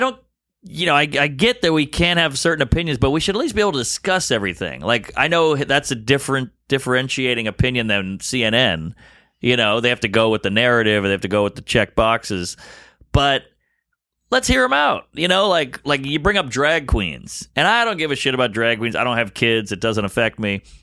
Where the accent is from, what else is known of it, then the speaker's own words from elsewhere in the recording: the South, United States; also born or lived in Brooklyn, New York; now in New York, United States; just being a kid growing up in the South